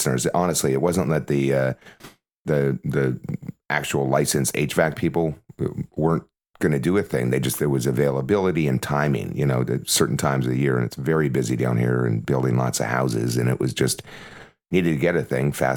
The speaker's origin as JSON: {"language": "English", "country": "Canada", "moved": "yes", "lives_now": "United States", "said": "I'm a Canadian"}